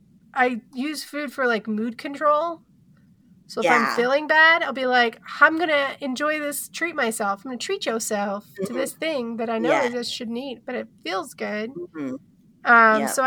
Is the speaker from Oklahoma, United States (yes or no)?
yes; Oklahoma, United States; moved away as an adult; now in Colorado, United States; I'm from Oklahoma, and I lived there the majority of my life